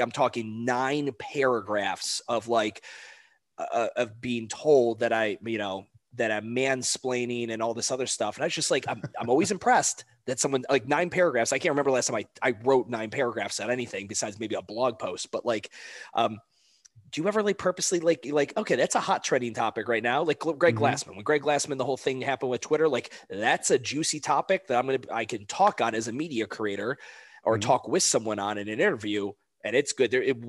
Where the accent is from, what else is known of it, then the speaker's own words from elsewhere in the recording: Cleveland, Ohio, United States; Like, I'm from Cleveland, Ohio. I've got friends that are Pittsburgh Steelers fans.